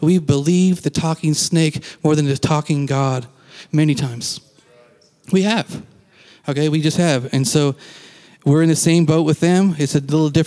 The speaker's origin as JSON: {"language": "English", "country": "Canada", "moved": "yes", "lives_now": "United States", "said": "I am Canadian"}